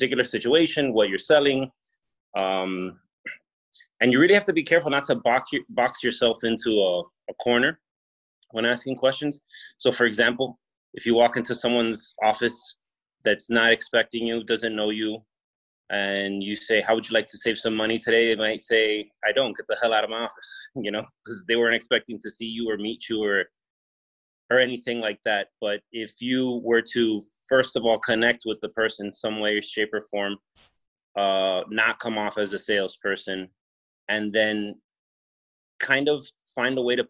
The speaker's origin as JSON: {"language": "English", "town": "Miami", "region": "Florida", "country": "United States", "said": "I'm from Miami, Florida"}